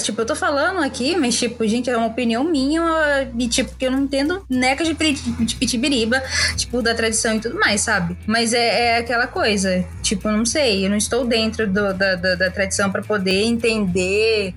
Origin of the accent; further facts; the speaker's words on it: Brazil; nascemos no Brasil